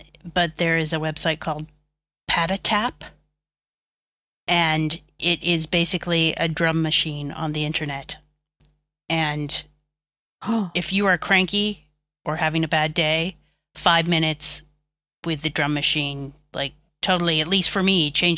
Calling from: Dublin, Leinster, Ireland; Dublin. Dublin, Ireland.

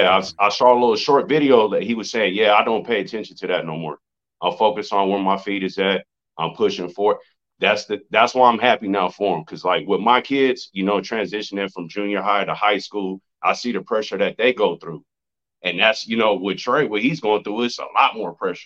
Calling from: San Bernardino, California, United States; San Bernardino, California. I've been on with you a couple times.

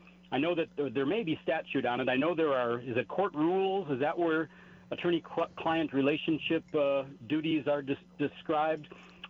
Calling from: New Mexico, United States; in New Mexico

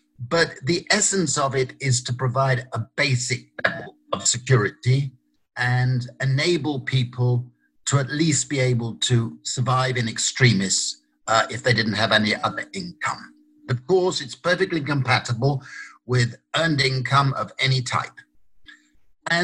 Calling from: Italy; I wish I were in Sydney rather than virtually in Sydney. I'm speaking from Italy.

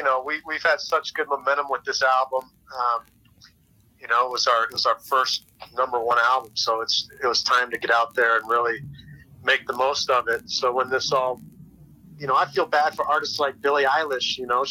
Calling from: Orlando, Florida, United States; I'm in Orlando, Florida.

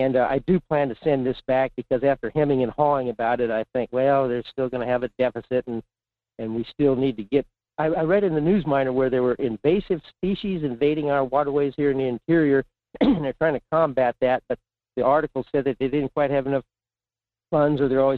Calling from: Fairbanks, Alaska, United States; in Fairbanks.

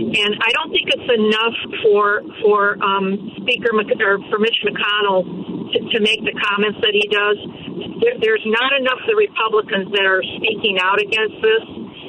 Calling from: Crown Point, Indiana, United States; I'm actually not calling from California. I wish I was. Oh. I'm actually from Crown Point.

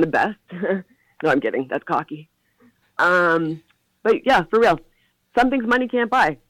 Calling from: Oshawa, Ontario, Canada; I am calling from the good old Skizzy. Oshawa, represent, holding it down.

